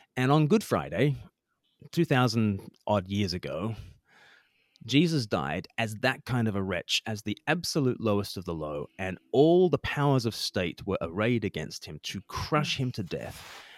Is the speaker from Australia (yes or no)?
yes; Australia; moved away as an adult; now in United Kingdom; I grew up in Australia. I've lived more than half my life now in the U K